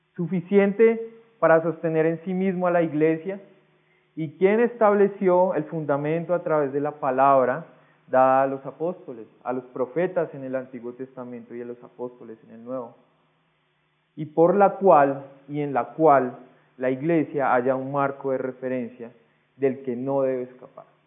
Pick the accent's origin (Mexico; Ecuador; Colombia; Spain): Colombia; Usted y yo somos colombianos